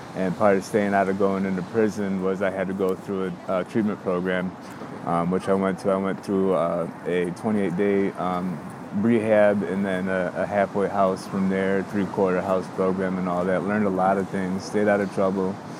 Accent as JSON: {"language": "English", "area": "suburbs of Chicago", "region": "Illinois", "country": "United States", "moved": "as an adult", "lives_now": "Chicago, United States", "said": "I'm from the suburbs, you know, I'm not really from Chicago"}